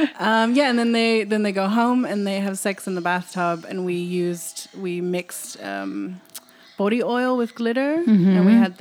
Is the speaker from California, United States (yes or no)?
yes; California, United States; also born or lived in Amsterdam / London; now in Berlin, Germany; I was born in Amsterdam, but I grew up in California and London, and I'm currently based in Berlin.